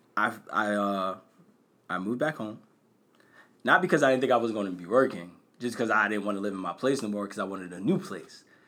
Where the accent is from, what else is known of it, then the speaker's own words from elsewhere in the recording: Bristol, Pennsylvania, United States; I'm from Bristol.